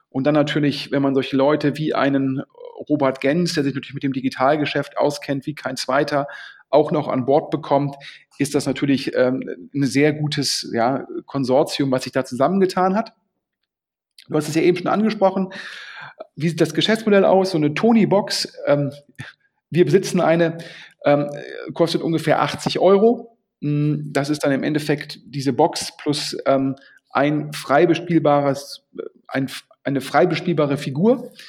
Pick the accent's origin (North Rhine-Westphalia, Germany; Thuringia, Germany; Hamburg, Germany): North Rhine-Westphalia, Germany; Düsseldorf; Und das ist natürlich für Düsseldorf ein Mega-Exit und freut mich als Düsseldorfer natürlich sehr.